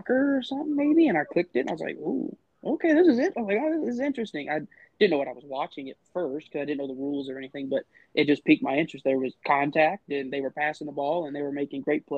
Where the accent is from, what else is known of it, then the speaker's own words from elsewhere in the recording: Waco, Texas, United States; I'm from Waco, Texas, which is central Texas, right in between Austin and Dallas.